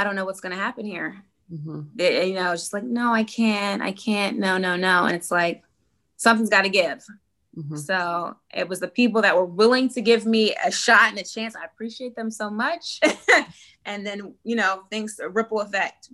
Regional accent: Tennessee, United States; moved away; Tennessee because that's my hometown

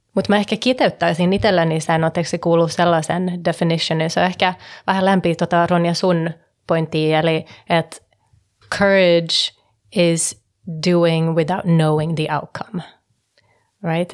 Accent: Stockholm, Stockholm County, Sweden; moved away; also born or lived in Finland / California / Hong Kong; syntynyt Suomessa ja kasvanut Tukholmassa

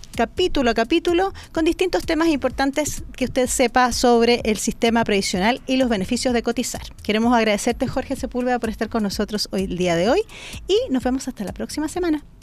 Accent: Chile; como chilenos

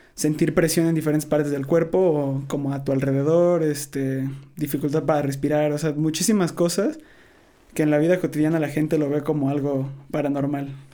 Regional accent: Veracruz, Mexico; moved away; soy de Veracruz

